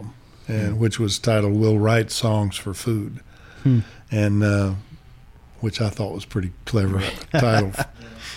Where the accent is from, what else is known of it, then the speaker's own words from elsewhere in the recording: Lubbock, Texas, United States; moved away; also born or lived in Atlanta / Los Angeles; I was very proud to be a Texan. I'm a typical Texan.